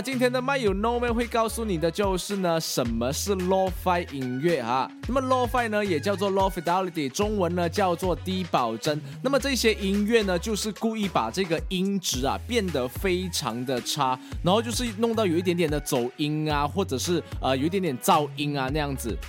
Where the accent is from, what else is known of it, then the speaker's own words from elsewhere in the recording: Sabah, Malaysia; 我们沙巴人本地创作的 lo-fi 音乐